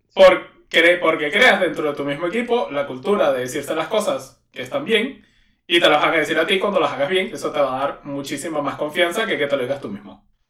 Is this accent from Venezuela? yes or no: yes; Venezuela; moved away; en mi país